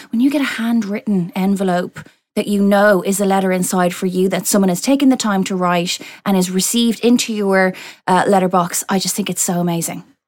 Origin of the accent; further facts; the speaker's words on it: Ireland; moved away as an adult; now in United Kingdom; my accent and the fact that I grew up there, but my parents are Irish